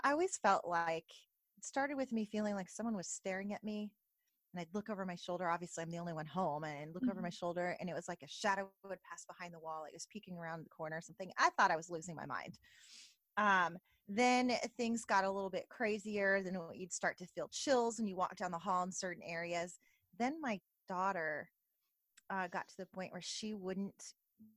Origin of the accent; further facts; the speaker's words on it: Northern California, United States; I'm from California, and my parents had some property, different homes in my hometown. And I'm from Northern California